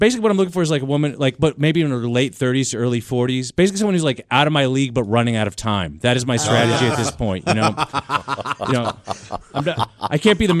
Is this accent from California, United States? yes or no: yes; Los Angeles, California, United States; I grew up in Los Angeles.